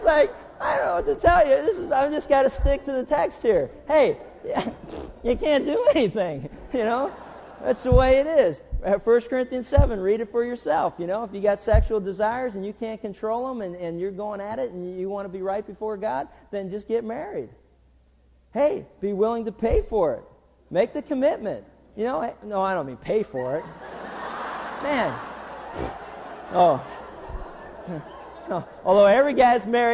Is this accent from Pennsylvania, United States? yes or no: yes; Pittsburgh, Pennsylvania, United States; growing up in Pittsburgh